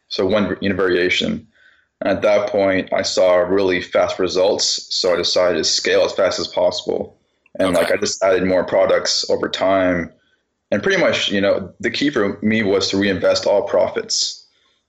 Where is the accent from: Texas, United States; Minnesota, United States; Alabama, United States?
Texas, United States; Dallas; I'm actually from Dallas-Fort Worth, Texas.